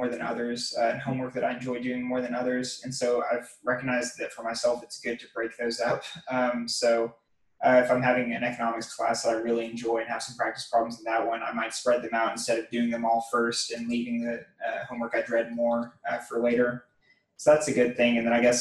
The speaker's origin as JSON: {"language": "English", "town": "Waco", "region": "Texas", "country": "United States", "said": "I'm actually from Waco, Texas"}